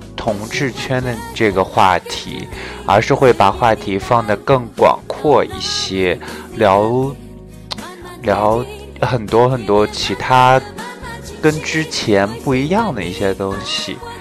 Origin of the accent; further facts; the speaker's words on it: Shanxi, China; 我说我是山西人